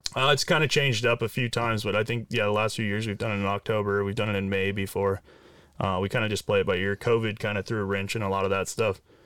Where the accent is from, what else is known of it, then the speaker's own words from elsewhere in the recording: Orange County, California, United States; I grew up down south in Orange County